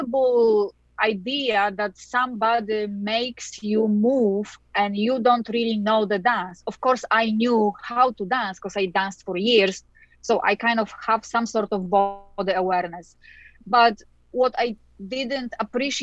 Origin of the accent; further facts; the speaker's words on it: Poland; now in United States; I was born in Poland, and in Poland, everybody danced ballroom at the time